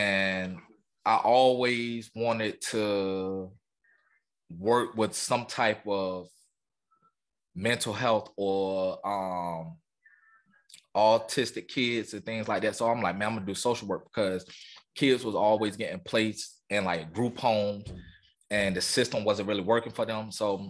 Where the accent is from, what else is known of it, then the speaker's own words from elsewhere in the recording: Portsmouth, Virginia, United States; moved away as an adult; also born or lived in Waycross, Georgia; But yeah, man, I'm from Portsmouth, Virginia, man. Born and raised. I spent majority of my life there. A year I stayed in Waycross, Georgia, where my family is originally from. But like I said, man, I'm from Portsmouth, Virginia